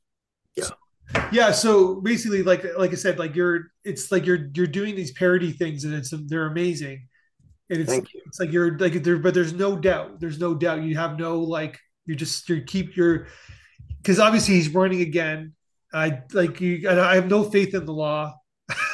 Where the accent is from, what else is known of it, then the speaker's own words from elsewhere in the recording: Canada; I'm Canadian